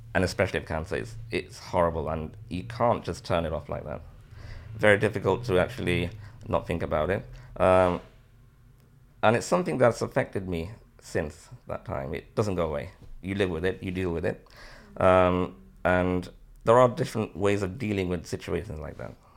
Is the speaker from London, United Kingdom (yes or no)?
no; Liverpool, North West England, United Kingdom; also born or lived in Bangladesh; I'm born in Bangladesh, came here when I was nine months old, living in Liverpool since, uh, nineteen seventy-eight.